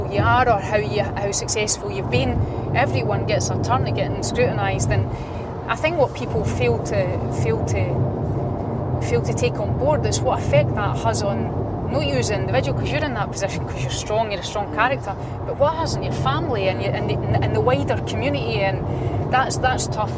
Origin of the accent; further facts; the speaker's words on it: Polbeth, Scotland, United Kingdom; from Polbeth, a wee girl that grew up in Polbeth